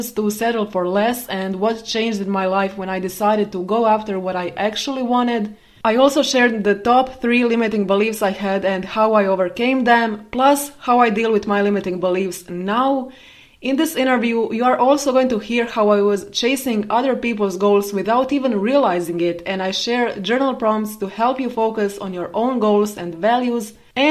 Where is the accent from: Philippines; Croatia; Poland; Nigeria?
Croatia; I grew up in Croatia, in a small city in Croatia